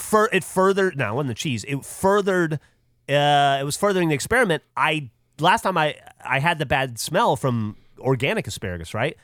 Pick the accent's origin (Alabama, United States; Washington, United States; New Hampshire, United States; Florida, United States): Alabama, United States; moved away; I grew up in Alabama